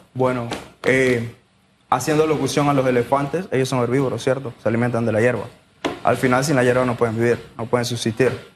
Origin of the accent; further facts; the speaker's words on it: Penonomé, Coclé, Panama; yo soy de Penonomé, del área de los jugueros